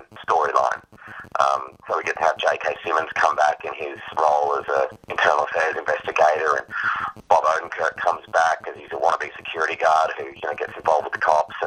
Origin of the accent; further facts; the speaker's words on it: Australia; as an Australian, I grew up with a lot of UK comedy and Irish comedy